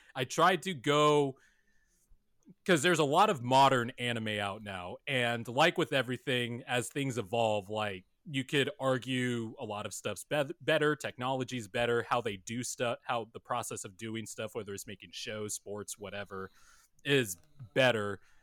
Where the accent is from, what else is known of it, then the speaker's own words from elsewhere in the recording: Bakersfield, California, United States; Growing up in Bakersfield, California, that's about an hour and a half away from L A.